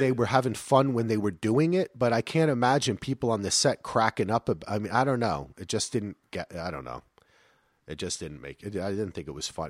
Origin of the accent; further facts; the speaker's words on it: Springfield, New Jersey, United States; also born or lived in North Carolina; now in Portland, United States; I grew up in Springfield, New Jersey